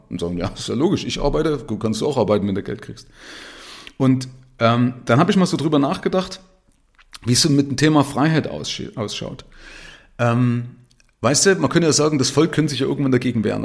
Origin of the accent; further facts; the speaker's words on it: Zwickau, Saxony, Germany; now in Nuremberg, Germany; von meiner Stadt Zwickau, da bin ich aufgewachsen